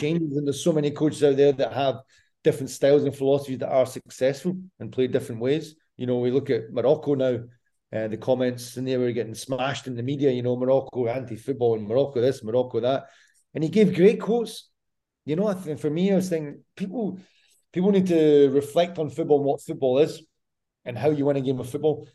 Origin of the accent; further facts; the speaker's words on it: Scotland, United Kingdom; now in Croatia; I'm Scottish.